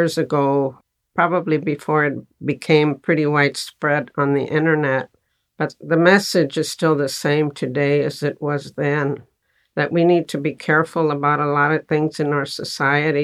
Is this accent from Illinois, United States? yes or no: no; Texas, United States; I was born in Texas, and I grew up in a family in a barrio